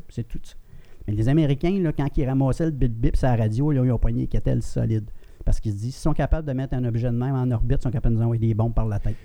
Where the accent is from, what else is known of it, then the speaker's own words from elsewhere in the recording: Granby, Quebec, Canada; je viens de Granby. Mon père louait un chalet à Roxton Pound.